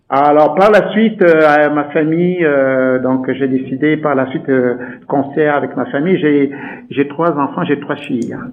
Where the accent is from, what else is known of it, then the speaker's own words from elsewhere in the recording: Douala, Littoral, Cameroon; moved away as an adult; now in Canada; je suis né au Cameroun, donc je suis né là-bas, je suis né à Douala exactement. Euh, plus exactement dans un quartier qu'on appelle Nuidaido